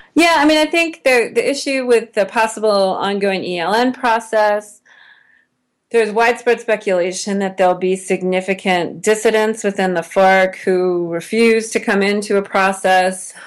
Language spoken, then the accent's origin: English; United States; as an American